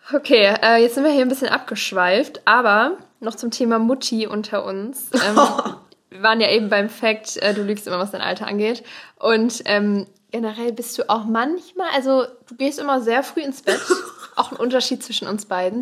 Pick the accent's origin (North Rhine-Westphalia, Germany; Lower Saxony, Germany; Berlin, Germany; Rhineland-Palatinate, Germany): North Rhine-Westphalia, Germany; Kohlscheid; aus dem Kaff